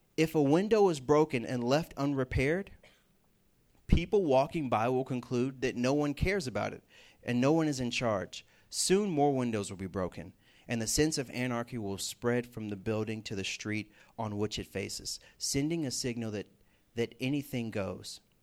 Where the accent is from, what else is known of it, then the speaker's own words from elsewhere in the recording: the South, United States; moved away as an adult; also born or lived in Sam Houston State University, Texas; now in West Virginia, United States; I came from the South, Bible Belt, a lot of churches around